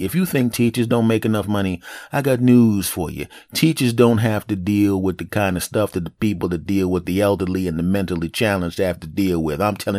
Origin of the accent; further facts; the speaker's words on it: Philadelphia, Pennsylvania, United States; born there; I'm 49 years old. I'm 5'8". I was born in Philadelphia.